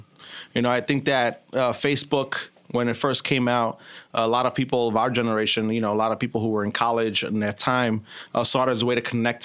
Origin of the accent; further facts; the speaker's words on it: New York City, New York, United States; I was born and raised in Brooklyn.